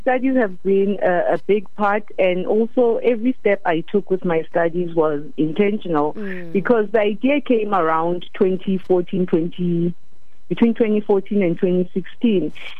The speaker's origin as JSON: {"language": "English", "region": "Free State", "country": "South Africa", "tie": "born there", "said": "I was born in the Free State, and I've lived in almost all the provinces so far."}